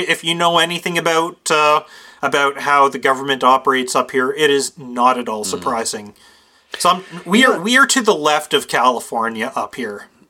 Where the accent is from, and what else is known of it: Canada